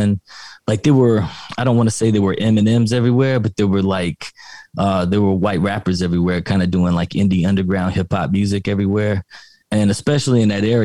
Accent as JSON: {"language": "English", "town": "Lexington", "region": "Kentucky", "country": "United States", "tie": "born or raised there", "also_born_or_lived": "Hazard, Kentucky / Richmond, Kentucky", "said": "I was born in Hazard, Kentucky, but I lived in Lexington and Richmond, Kentucky for probably most of my early life until about 18 years old"}